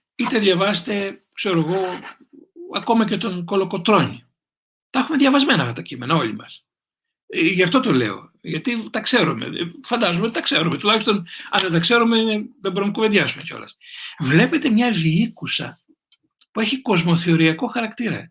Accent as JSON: {"language": "Greek", "country": "Greece", "said": "να είμαι Έλληνας"}